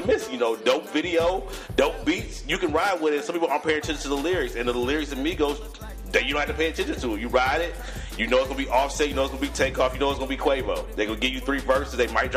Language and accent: English; Detroit, Michigan, United States; I'm from Detroit